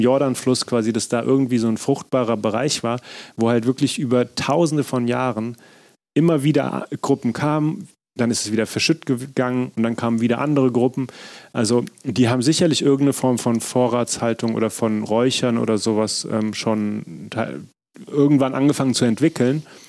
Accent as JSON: {"language": "German", "town": "Frankfurt", "region": "Hesse", "country": "Germany", "tie": "born or raised there", "also_born_or_lived": "Berlin", "said": "zu Hause in Frankfurt, meiner Heimatstadt"}